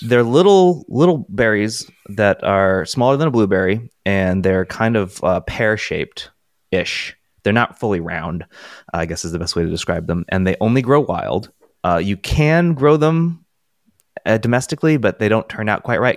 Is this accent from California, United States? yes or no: yes; California, United States; moved away; growing up in California